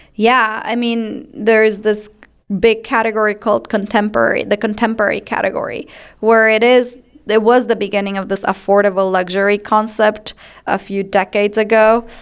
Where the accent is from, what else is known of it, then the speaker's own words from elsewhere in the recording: Ecuador; moved away as an adult; now in United States; I grew up in Ecuador and I was raised in a home of fewer, better things